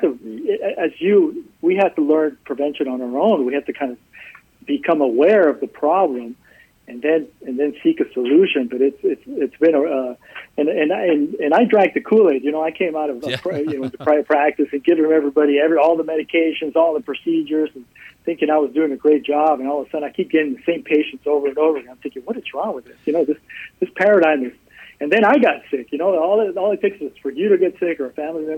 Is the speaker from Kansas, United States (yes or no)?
no; South Texas, United States; also born or lived in Dallas / Houston; I grew up in South Texas. I swore never to come back here, and I ended up back here